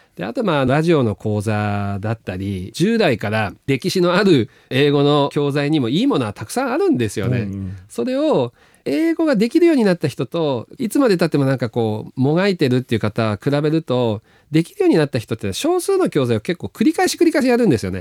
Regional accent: Sakata, Yamagata, Japan; moved away as an adult; also born or lived in Tokyo / United States; ど田舎の出身

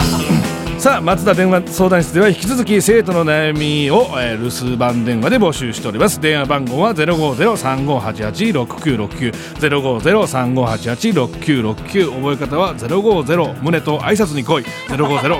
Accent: Gifu, Japan; 僕と同じ岐阜出身だったんですよ

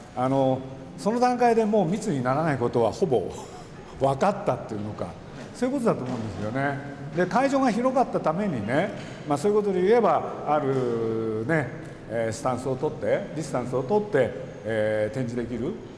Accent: Nagoya, Aichi, Japan; 毎日ねあそこで遊んでましたよね夜暗くなるまで

